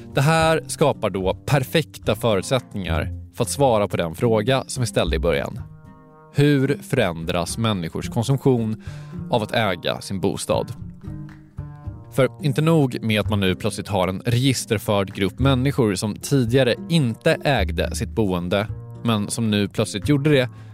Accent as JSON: {"language": "Swedish", "town": "Stockholm", "region": "Stockholm County", "country": "Sweden", "said": "jag är från Stockholm."}